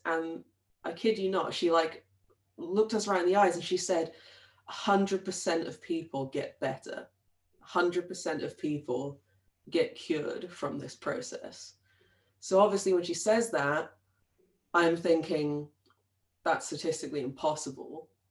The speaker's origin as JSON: {"language": "English", "town": "Brighton", "region": "South East England", "country": "United Kingdom", "tie": "born or raised there", "said": "I grew up in Brighton in the in England"}